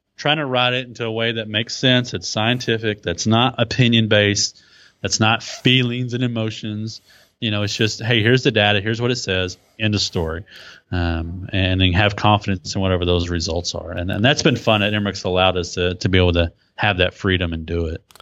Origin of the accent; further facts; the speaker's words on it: Texas, United States; accent: Texas; my Texas accent